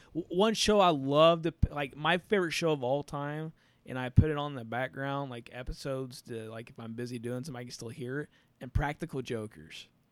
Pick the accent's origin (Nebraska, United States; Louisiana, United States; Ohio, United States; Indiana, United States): Indiana, United States; we're from Indiana